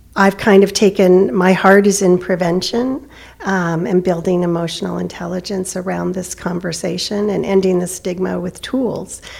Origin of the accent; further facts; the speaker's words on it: California, United States; moved away; I'm from California